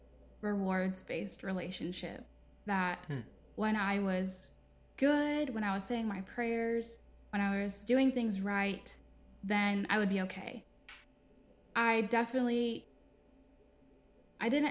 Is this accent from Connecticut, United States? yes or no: yes; Connecticut, United States; now in the South, United States; I'm from the East Coast. I was raised in Connecticut, in a really little town